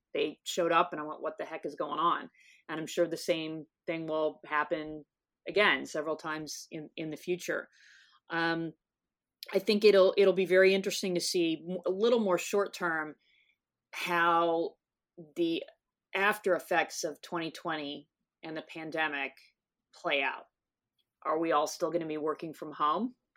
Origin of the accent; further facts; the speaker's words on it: North Texas, United States; now in San Diego, United States; I grew up in North Texas